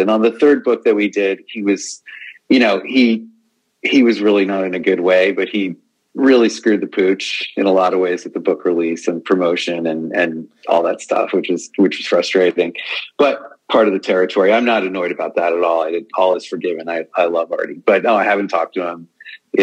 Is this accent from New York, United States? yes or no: yes; Long Island, New York, United States; I grew up on Long Island, so I mean, I was a Stern guy for sure